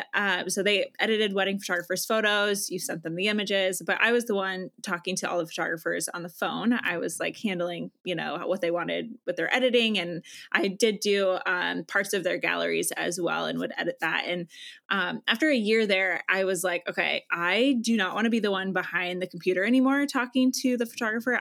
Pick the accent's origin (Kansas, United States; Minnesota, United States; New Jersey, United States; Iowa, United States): Iowa, United States; I am originally from Iowa